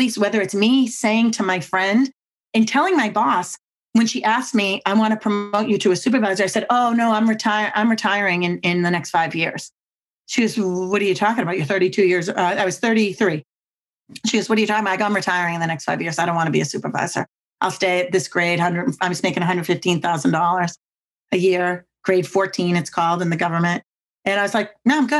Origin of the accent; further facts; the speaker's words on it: Boston, Massachusetts, United States; now in Virginia, United States; I'm from Boston and we talk super fast and we never stop talking